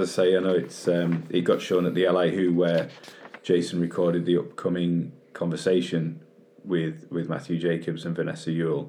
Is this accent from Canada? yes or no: no; United Kingdom; as British fans